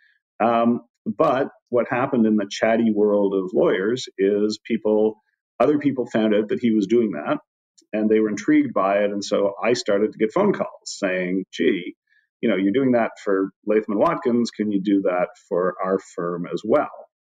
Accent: Canada; accent: Canadian; moved away; I'm Canadian, as you can probably tell from a dropped about here and there.

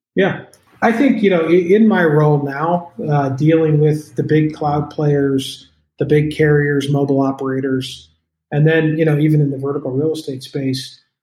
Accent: Colorado, United States; I am from Colorado, so I say CBD a lot

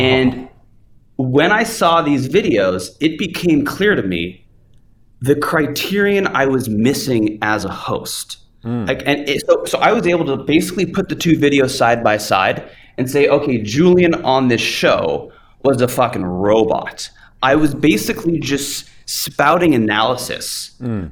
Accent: Canada; moved away as an adult; also born or lived in Hollywood, United States; I'm from Canada, I come to the US

